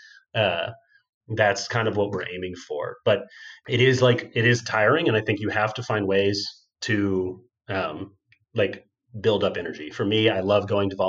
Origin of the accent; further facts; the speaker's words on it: Texas, United States; the kinds of people I grew up with in Texas